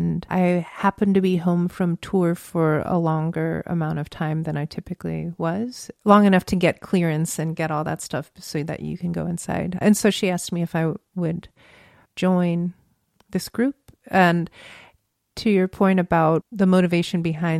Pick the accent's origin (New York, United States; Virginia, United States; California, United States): Virginia, United States; moved away as an adult; now in San Francisco, United States; I grew up in Virginia